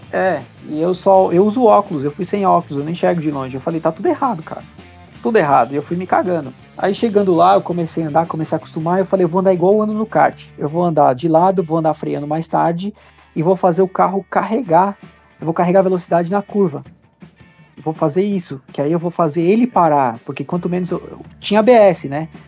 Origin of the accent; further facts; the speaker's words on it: São Paulo, Brazil; eu nasci lá